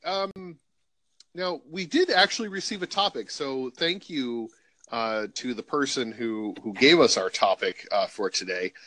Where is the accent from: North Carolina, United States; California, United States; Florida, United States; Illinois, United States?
Illinois, United States; I'm from Illinois